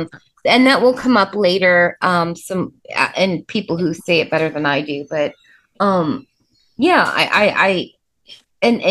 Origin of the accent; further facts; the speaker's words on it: Indianapolis, Indiana, United States; We're from Speedway in Indianapolis, you know, big city, crazy place, but we moved to the suburbs.